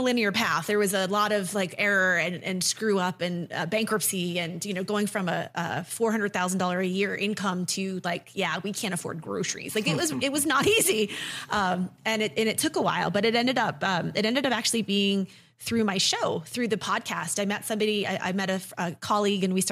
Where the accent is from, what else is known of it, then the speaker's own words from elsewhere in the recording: New England, United States; moved away as an adult; also born or lived in Chicago; I'm from New England originally.